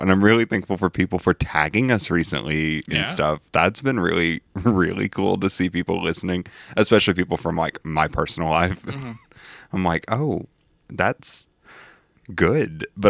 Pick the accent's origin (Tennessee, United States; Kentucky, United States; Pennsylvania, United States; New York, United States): Kentucky, United States; I was raised in Kentucky.